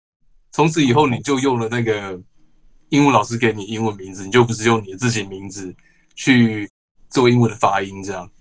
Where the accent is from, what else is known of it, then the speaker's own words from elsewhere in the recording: Taiwan; 毕竟我们都是台湾人，在台湾公司工作。